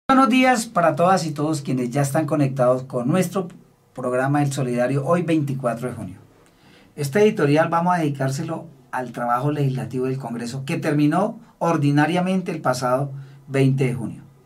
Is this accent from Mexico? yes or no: no; Colombia; quienes somos los colombianos